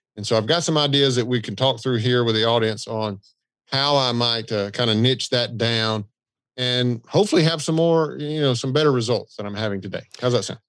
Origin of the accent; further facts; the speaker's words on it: the South, United States; I'm from the South